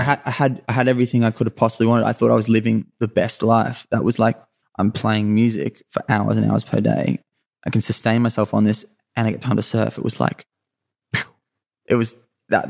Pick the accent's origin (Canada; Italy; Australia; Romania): Australia; Sunshine Coast, Queensland; also born or lived in Mooloolaba / Maroochydore; I, I grew up on the Sunshine Coast in Queensland was where I was where I was born